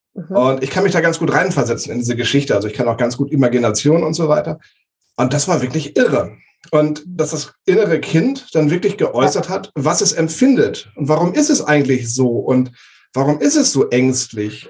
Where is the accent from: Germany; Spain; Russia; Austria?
Germany; Walsrode, Lower Saxony; ich komme hier aus, aus der Region Hannover, also Flachland-Tiroler.